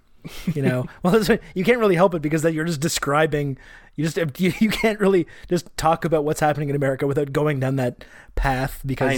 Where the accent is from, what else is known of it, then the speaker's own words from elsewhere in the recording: Montreal, Quebec, Canada; the Montreal Expos, my hometown team